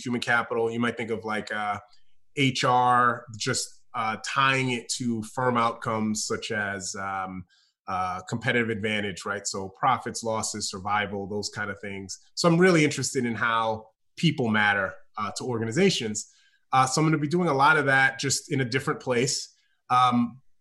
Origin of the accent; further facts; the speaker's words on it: New York, United States; moved away as an adult; also born or lived in Austin, Texas; now in Chapel Hill, United States; I'm a New Yorker